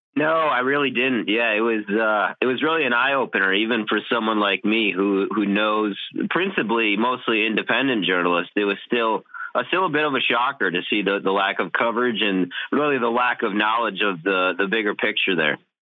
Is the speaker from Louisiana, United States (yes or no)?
no; Wisconsin, United States; my home state of Wisconsin